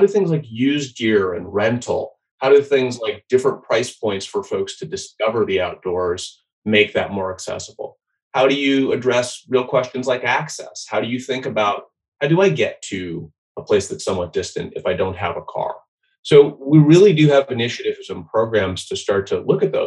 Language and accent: English; Boise, Idaho, United States; I grew up in Boise, Idaho